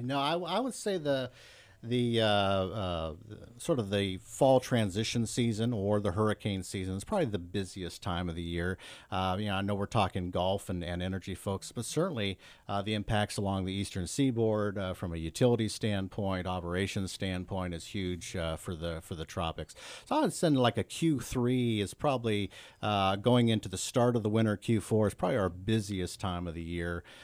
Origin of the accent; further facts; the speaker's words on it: Northeast Ohio, United States; also born or lived in Pennsylvania; I grew up in Northeast Ohio